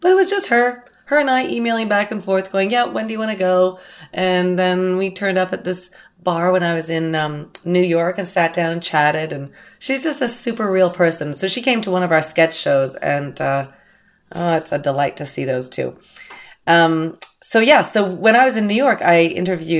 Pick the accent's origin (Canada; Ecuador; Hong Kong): Canada; now in Los Angeles, United States; I'm a Canadian girl. I was brought up shoveling snow and making forts in the cul-de-sac